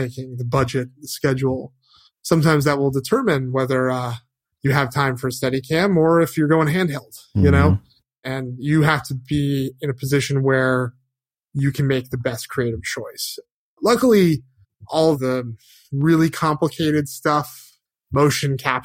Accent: Connecticut, United States; now in Los Angeles, United States; I grew up in Connecticut

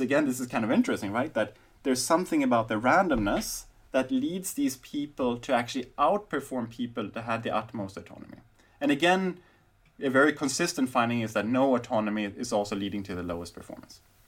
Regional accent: Sweden; now in Berlin, Germany; when I grew up in Sweden

